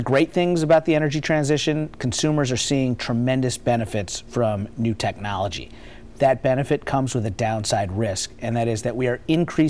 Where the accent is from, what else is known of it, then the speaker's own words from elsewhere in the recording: Lexington, Kentucky, United States; moved away as an adult; now in Northern Virginia, United States; I grew up here in Lexington, graduate of Henry Clay High School.